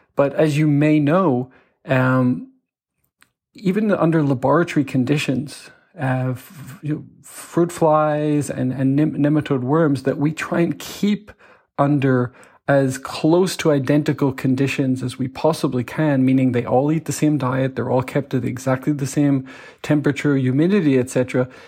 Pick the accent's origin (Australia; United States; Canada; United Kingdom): United Kingdom; Belfast, Northern Ireland; moved away as an adult; also born or lived in Manchester; I grew up in Belfast in the north of Ireland in the you know the the 80s